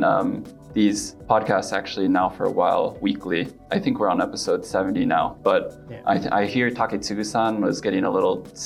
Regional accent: Pacific Northwest, United States; moved away as an adult; now in Japan; I'm originally from the Pacific Northwest of the US and have been working in Japan now for over 7 years.

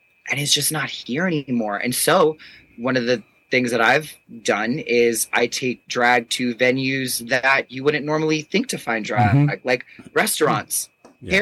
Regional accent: New York, United States; I'm a New Yorker

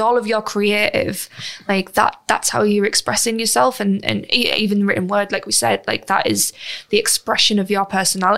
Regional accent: United Kingdom; We're British.

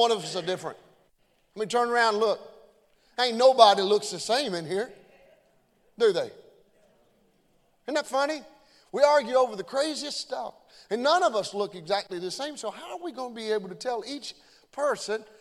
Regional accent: Beaver Dam, Kentucky, United States; I'm just from Beaver Dam, Kentucky. Grew up in a little old small town.

